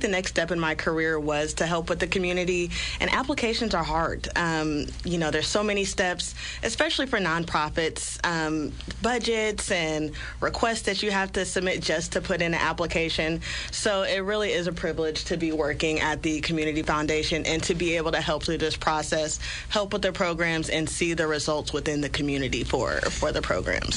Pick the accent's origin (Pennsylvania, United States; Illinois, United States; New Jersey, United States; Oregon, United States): Illinois, United States; Springfield; I am born and raised in Springfield, Illinois